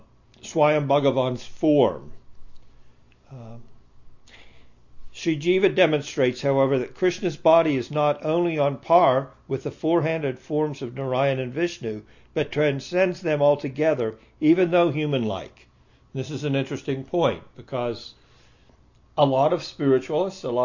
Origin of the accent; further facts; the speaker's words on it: United States; moved away; I came from America, and I was born in a Malecha family, and I grew up as a meat eater